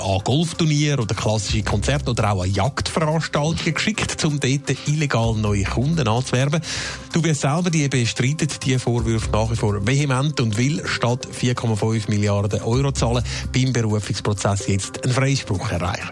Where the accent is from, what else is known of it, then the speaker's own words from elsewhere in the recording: Switzerland; bei uns in der Schweiz